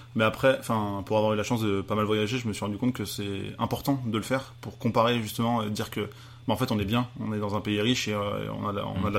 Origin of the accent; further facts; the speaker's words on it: Paris, Île-de-France, France; en tant que petit Français renfermé, euh, parisien